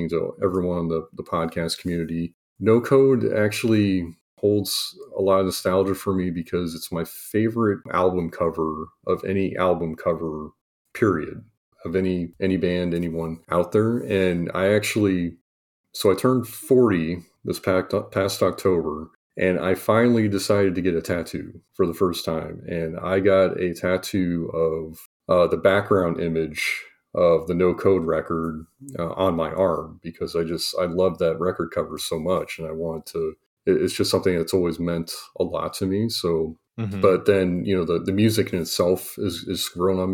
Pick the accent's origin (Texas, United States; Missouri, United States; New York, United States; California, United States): Missouri, United States; Kansas City; I grew up in Kansas City